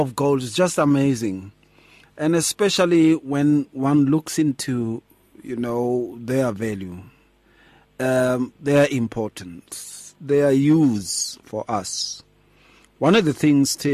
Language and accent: English; Atteridgeville, Gauteng, South Africa; when I grew up in Atteridgeville